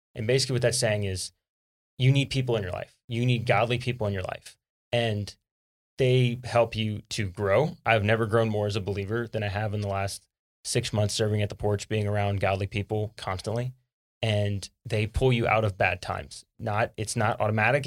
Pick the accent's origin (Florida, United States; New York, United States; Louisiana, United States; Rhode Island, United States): Louisiana, United States; South; now in Texas, United States; growing up in South Louisiana